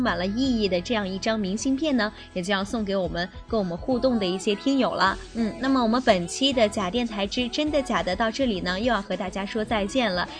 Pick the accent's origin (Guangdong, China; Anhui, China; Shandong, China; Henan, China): Anhui, China; 我们这个安徽